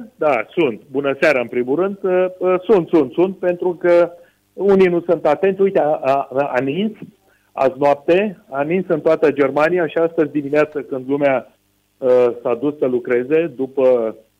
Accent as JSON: {"language": "Romanian", "country": "Romania", "moved": "yes", "said": "noi românii"}